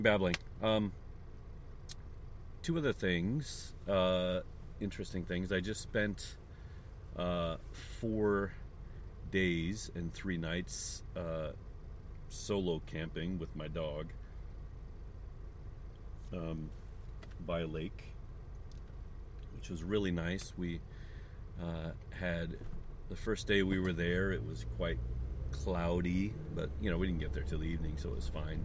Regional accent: St. Charles, Missouri, United States; now in Japan; my hometown of St. Charles, Missouri

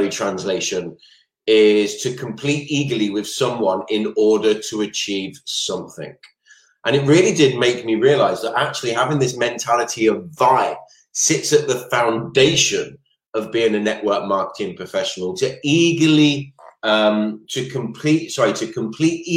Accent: Maidstone, South East England, United Kingdom; moved away; I am originally from Kent myself, from the beautiful town, I don't even know if it's a city, of Maidstone

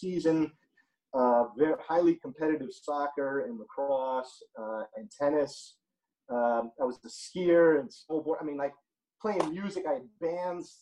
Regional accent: upstate New York, United States; moved away as an adult; now in Los Angeles, United States; I'm from New York

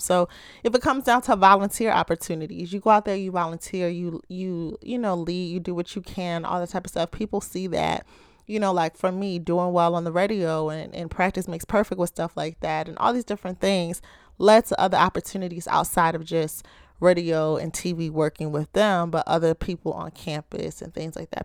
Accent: Baltimore, Maryland, United States

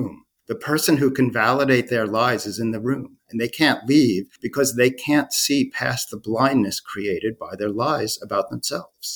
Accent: Long Island, New York, United States; I'm a Long Islander

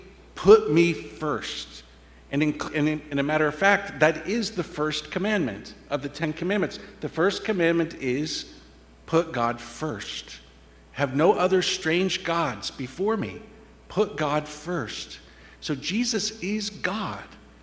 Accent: Indiana, United States; moved away; with my family growing up in Indiana, the flat farmlands of Indiana

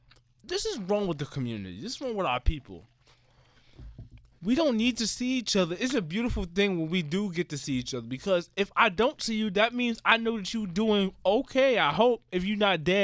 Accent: New York, United States; I'm a New Yorker.

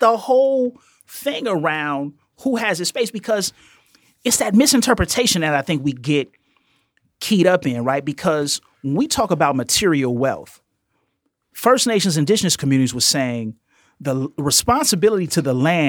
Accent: Marianna, Arkansas, United States; now in Chicago, United States; So I'm from Marianna, Arkansas. I come to Chicago.

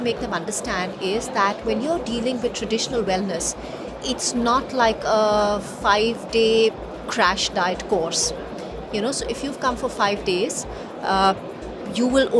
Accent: India; we come from India, which is a land of dharma and karma, you know, this is how we've all been, it's kind of ingrained in all of us.

